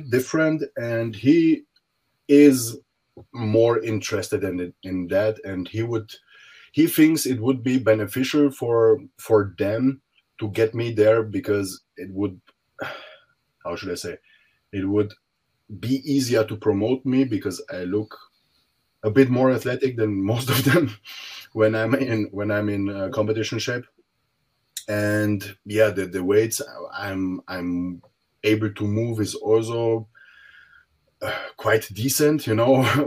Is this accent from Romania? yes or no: yes; Romania; now in Austria; I was born in Romania